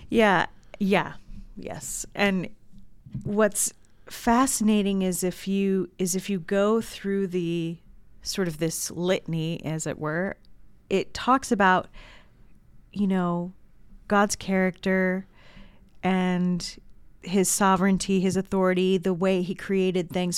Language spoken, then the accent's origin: English; Southern California, United States; moved away; I'm originally from Southern California, and there was a woman who used to watch me growing up